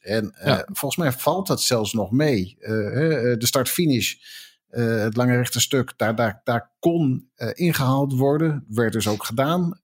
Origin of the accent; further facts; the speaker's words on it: Netherlands; we zijn toch Nederlanders